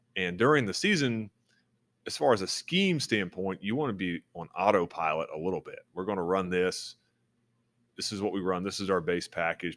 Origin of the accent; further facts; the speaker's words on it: Florida, United States; moved away; I grew up in Florida